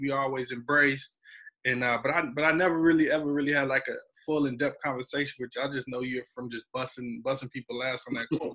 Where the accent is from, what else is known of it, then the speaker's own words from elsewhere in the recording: Wagram, North Carolina, United States; I'm from Wagram